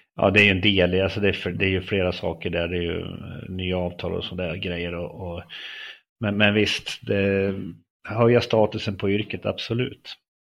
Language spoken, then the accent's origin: Swedish; Löa, Örebro County, Sweden; född och uppväxt i norra Örebro län i en liten, liten by som heter Löa